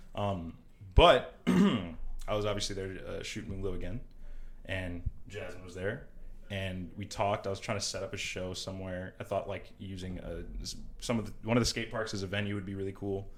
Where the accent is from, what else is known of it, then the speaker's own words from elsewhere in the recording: Milwaukee, Wisconsin, United States; also born or lived in Pewaukee; I'm from Milwaukee, born and raised. For the most part, I uh, spent a good amount of my youth in Pewaukee.